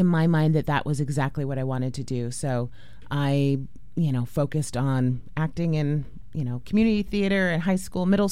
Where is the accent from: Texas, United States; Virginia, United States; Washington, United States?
Washington, United States; San Juan Islands; also born or lived in Portland, Oregon; I grew up in the San Juan Islands, actually splitting my time between the San Juan Islands and Portland, which is where my dad lived